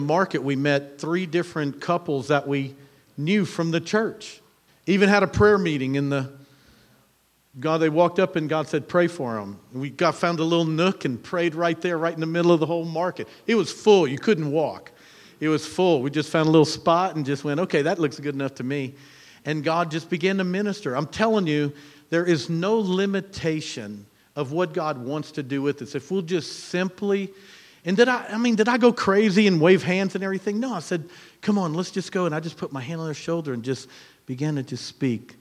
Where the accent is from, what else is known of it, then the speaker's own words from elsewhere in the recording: Louisiana, United States; we're from Louisiana